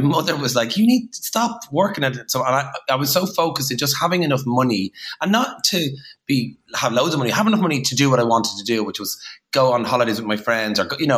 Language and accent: English; Dublin, Leinster, Ireland; also born or lived in Coolock; we moved to Talla when I was about, I think, 7 or 8